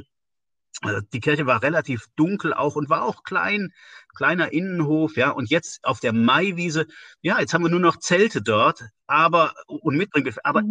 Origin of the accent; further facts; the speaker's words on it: Westerwald, northern Rhineland-Palatinate, Germany; also born or lived in Siegen; now in Woltersdorf, Germany; Aufgewachsen bin ich äh, im nördlichen Teil von Rheinland-Pfalz, im Westerwald.